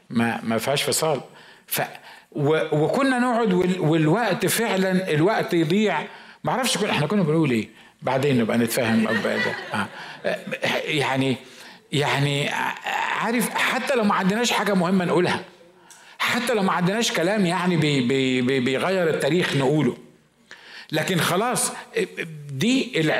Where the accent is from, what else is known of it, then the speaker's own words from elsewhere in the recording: Mosul, Nineveh, Iraq; انا من الموصل احنا احنا العراقيين احنا العراقيين نار صح ولا لا